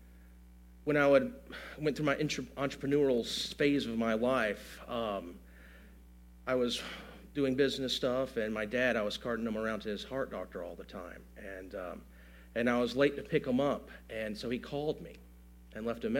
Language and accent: English; Gulf Coast, United States; we grew up on the Gulf Coast.